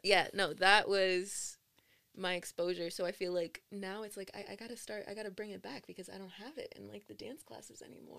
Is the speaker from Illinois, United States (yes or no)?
no; Newark, New Jersey, United States; I loved I loved growing up growing up in Newark